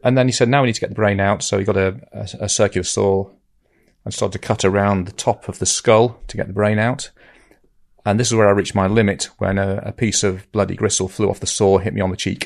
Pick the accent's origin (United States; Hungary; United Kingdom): United Kingdom; Lytham St Annes, North West England; moved away as an adult; also born or lived in London; if you're from Lytham, you like to call it Lytham